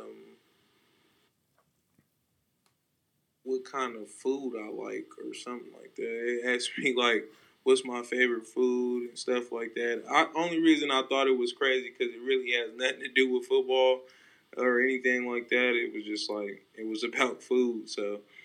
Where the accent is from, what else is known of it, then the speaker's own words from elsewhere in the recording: Stockton, California, United States; I'm from Stockton, California. You know, it's not the you know, best city. It's very rough, and you learn to develop some tough skin